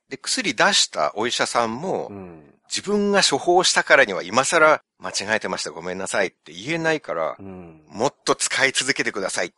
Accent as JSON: {"language": "Japanese", "country": "Japan", "tie": "born or raised there", "said": "日本で生まれ育った日本人"}